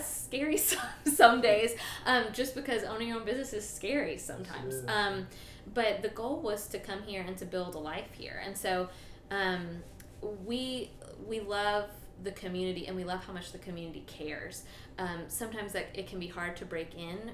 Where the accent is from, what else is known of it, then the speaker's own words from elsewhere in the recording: Tallahassee, Florida, United States; moved away as an adult; also born or lived in Montgomery; now in Thomasville, United States; I grew up in Tallahassee